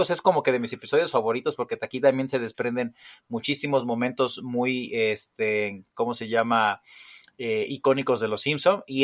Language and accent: Spanish; Mexico; Bueno, los que somos de México